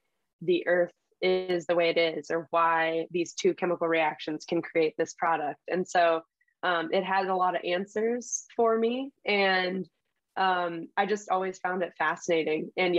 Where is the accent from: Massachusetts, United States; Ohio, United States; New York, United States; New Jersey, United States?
Ohio, United States; Cleveland; also born or lived in Los Angeles, United States / Switzerland; But I was born in Los Angeles, California, and then moved to Switzerland, and then moved to Cleveland, Ohio.